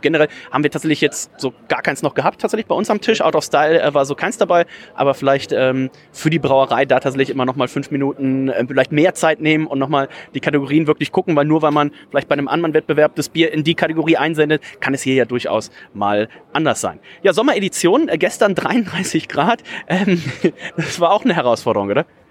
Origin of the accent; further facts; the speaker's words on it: near Leverkusen, North Rhine-Westphalia, Germany; now in Bremen, Germany; ich komme ja gebürtig aus der Nähe von Leverkusen